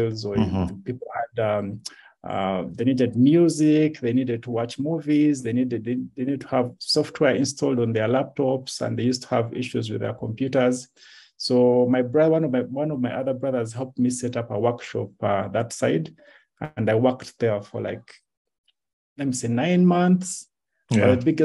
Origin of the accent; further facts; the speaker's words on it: Kampala, Central Region, Uganda; first language Lunyoro; English is a second language; also born or lived in Jinja, Uganda / Kibaale, Uganda / Hoima, Uganda; when I started school, I moved back to Kampala